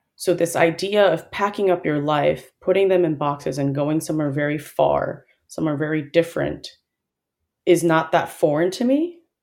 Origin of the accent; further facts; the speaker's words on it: Chicago, Illinois, United States; moved away as an adult; also born or lived in Seoul, South Korea / Dallas, Texas; I was born in Chicago, but I did spend a little bit of time with some formative years in Seoul. So I moved there when I was in first grade, and I did just public primary school there